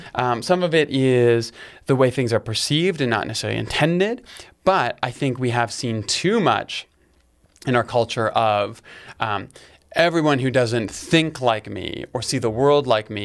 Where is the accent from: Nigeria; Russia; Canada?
Canada; It's like as a Canadian, it's like... It's this thing, you can't ignore it.